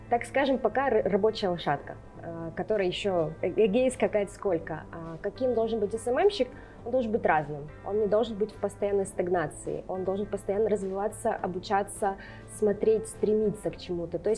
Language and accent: Russian; Lesnoy, Sverdlovsk Oblast, Russia; also born or lived in Rostov-on-Don; А, значит, я родилась в Ростове, буквально там некоторое время, пару лет мы прожили там, потом отца отправили на Урал. Мы горо- жили город Лесной Свердловской области